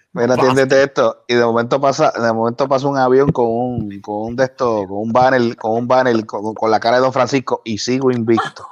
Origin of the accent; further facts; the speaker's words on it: Puerto Rico; accent: Puerto Rican; mi Puerto Rican accent no, no es muy bueno